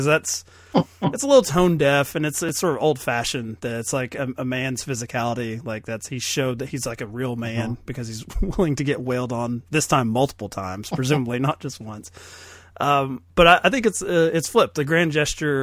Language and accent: English; Kentucky, United States; I'm from Kentucky